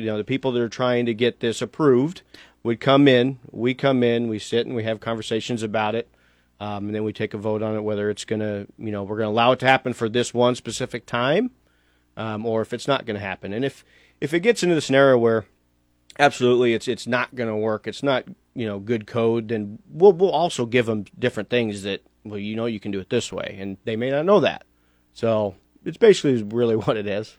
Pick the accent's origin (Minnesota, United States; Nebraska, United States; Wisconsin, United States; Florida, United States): Nebraska, United States; Lincoln; I grew up in Lincoln